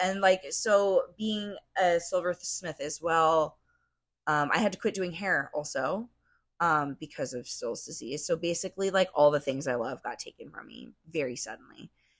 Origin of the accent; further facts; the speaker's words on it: Arizona, United States; I grew up out here in Arizona. I love the desert.